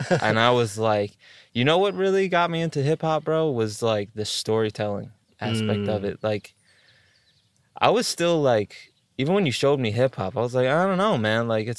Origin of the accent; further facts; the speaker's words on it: East Coast, United States; because I'm from the East Coast.